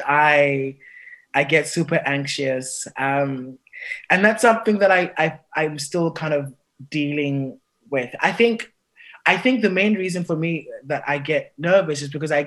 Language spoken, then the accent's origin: English; South Africa; moved away; also born or lived in England; I'm from the Xhosa clan in South Africa